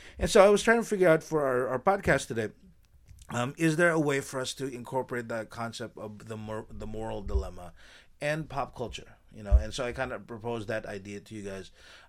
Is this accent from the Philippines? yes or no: yes; Philippines; they think I'm Thai or something like that, or Cambodian or something, but I'm Filipino, and I have to stop.